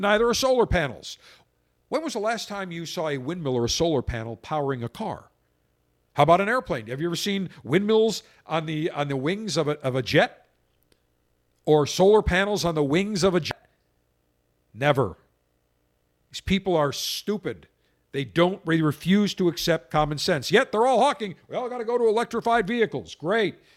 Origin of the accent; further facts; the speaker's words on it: Buffalo, New York, United States; I grew up in Buffalo, ten miles, twelve miles from Niagara Falls